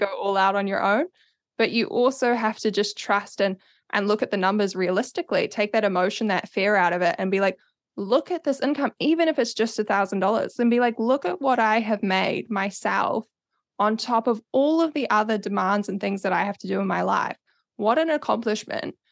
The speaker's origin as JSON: {"language": "English", "region": "Auckland", "country": "New Zealand", "moved": "yes", "lives_now": "Wellington, New Zealand", "said": "I'm from Auckland originally, based in Wellington now"}